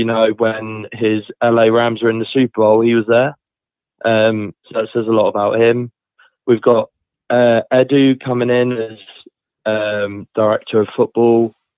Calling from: Colchester, East of England, United Kingdom; Hi, mate. … I'm from Colchester.

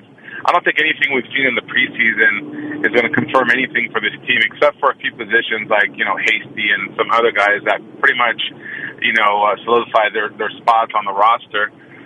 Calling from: Oakland, California, United States; from Oakland.

